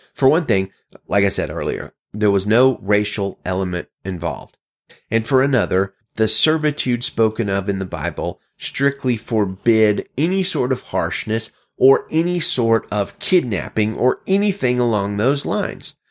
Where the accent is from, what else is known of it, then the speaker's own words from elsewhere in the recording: Alabama, United States; As a child of the South, born and raised in Alabama